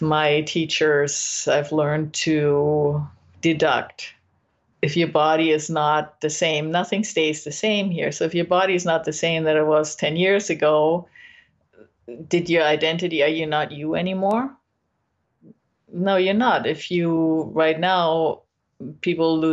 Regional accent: Germany; now in California, United States; I'm from Germany

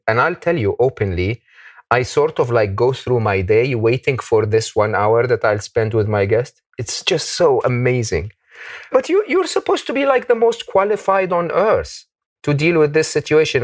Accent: Egypt; moved away; I come from Egypt

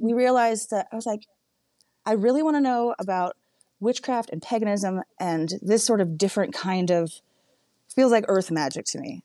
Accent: Humboldt County, Northern California, United States; I grew up in Northern California in Humboldt County

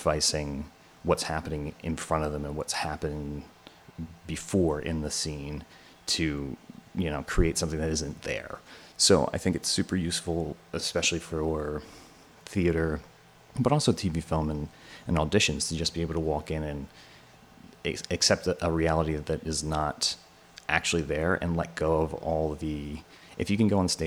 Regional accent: Bucks County, outside Philadelphia, Pennsylvania, United States; moved away as an adult; also born or lived in Allentown, Pennsylvania; now in New York, United States; I grew up a little bit outside of Philly in Bucks County.

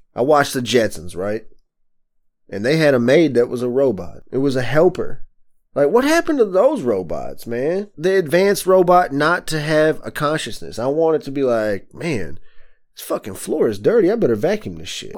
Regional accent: the South, United States; moved away as an adult; now in Michigan, United States; I grew up in the South, so I'm not used to winter conditions. So I moved here in two thousand ten

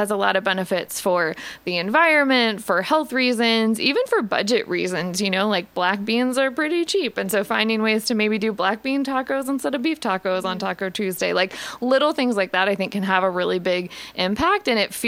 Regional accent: Columbus, Ohio, United States; moved away as an adult; now in Richmond, United States; I am originally from Columbus, Ohio. Ooh. I grew up in Ohio. I was a Buckeye. And then after college, I moved to Richmond in 2010.

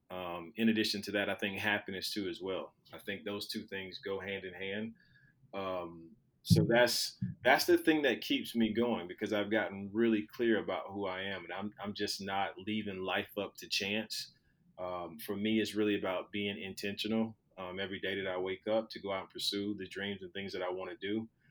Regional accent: Skipperville, Alabama, United States; moved away; growing up in Alabama, in Skipperville, Alabama, with a population of about 600 people

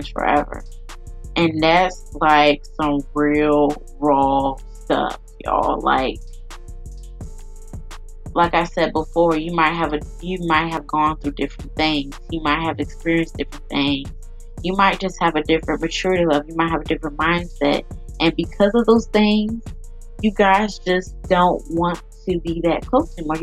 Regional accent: Chesapeake, Virginia, United States; I'm from Chesapeake

